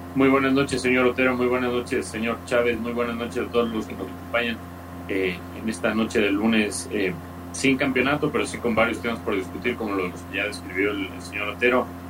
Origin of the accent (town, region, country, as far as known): Ecuador